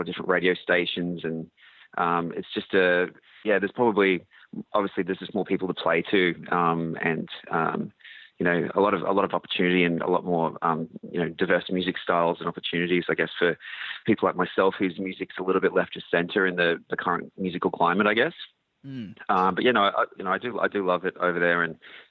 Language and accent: English; Australia; growing up in Australia